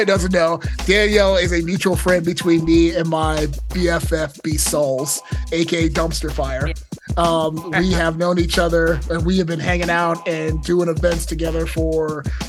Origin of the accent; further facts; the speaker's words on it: Montgomery County, Maryland, United States; I grew up in Mo County, but I frequented Baltimore, and I am also a Towson grad.